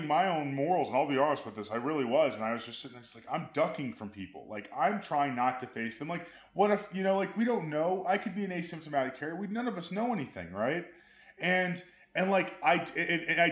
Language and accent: English; Amarillo, Texas, United States; born or raised there